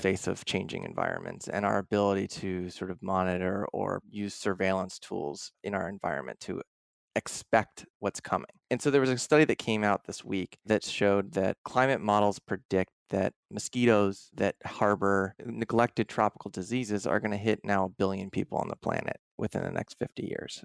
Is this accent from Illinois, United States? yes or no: no; outside of Philadelphia, Pennsylvania, United States; moved away as an adult; also born or lived in Vermont / Washington; I grew up outside of Philadelphia, pretty urban en-, environment